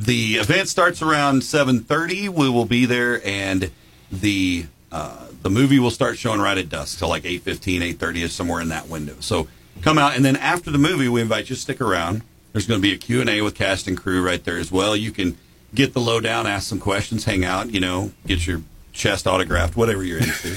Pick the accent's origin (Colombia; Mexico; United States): United States; Jackson; growing up in Jackson